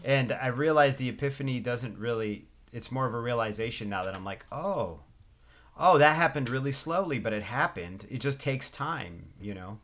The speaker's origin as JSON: {"language": "English", "region": "West Coast", "country": "United States", "tie": "born or raised there", "said": "I grew up on the West Coast, loving the East Coast"}